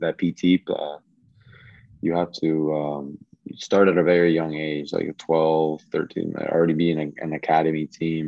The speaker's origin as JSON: {"language": "English", "region": "Virginia", "country": "United States", "tie": "born or raised there", "also_born_or_lived": "Washington, D.C.", "said": "I grew up in here in Virginia to be exact."}